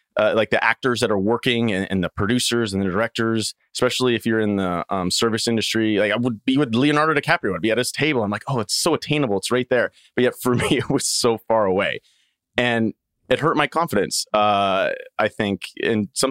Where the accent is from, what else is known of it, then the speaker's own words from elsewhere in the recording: Saskatchewan, Canada; moved away; my hometown is 500 people, a little small farming community in Saskatchewan, Canada.